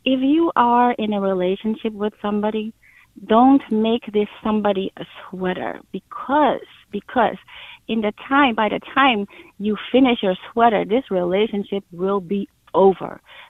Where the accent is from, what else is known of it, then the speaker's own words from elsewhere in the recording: Amsterdam, North Holland, Netherlands; moved away as an adult; now in New York, United States; I'm not from the U.S. I'm from Amsterdam, and I married a New Yorker